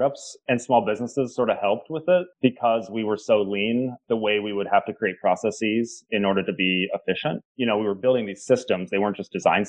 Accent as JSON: {"language": "English", "region": "Oregon", "country": "United States", "moved": "yes", "lives_now": "Boston, United States", "said": "I'm from the West Coast. Yeah, from Oregon."}